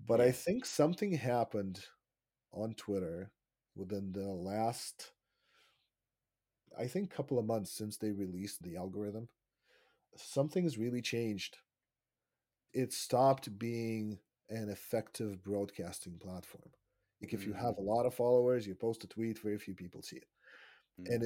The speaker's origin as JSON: {"language": "English", "country": "Israel", "tie": "born or raised there", "also_born_or_lived": "Russia (Soviet Union)", "moved": "as an adult", "lives_now": "Canada", "said": "I was born in Russia when it was still the Soviet Union. And then I lived in Israel for 25 years, which is where I grew up and had my formative years. And then we moved here about 7 years ago."}